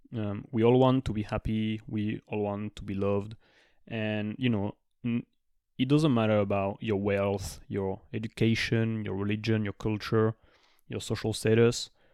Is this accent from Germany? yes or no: no; France; also born or lived in Australia; now in United States; I'm from France